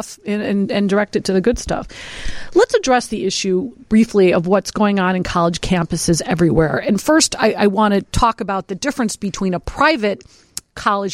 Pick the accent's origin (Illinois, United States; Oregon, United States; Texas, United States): Illinois, United States; Berwyn; my hometown of Berwyn